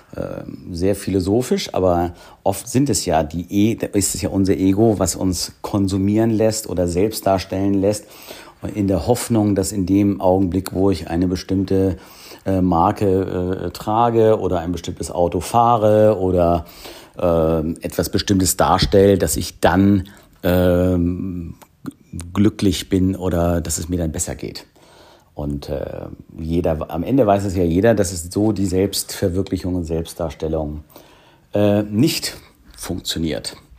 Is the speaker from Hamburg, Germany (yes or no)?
yes; Hamburg, Germany; hier in meiner Heimatstadt Hamburg